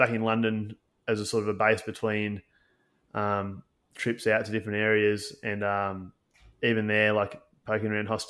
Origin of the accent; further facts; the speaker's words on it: Newcastle, New South Wales, Australia; I'm from Newcastle in New South Wales, Australia.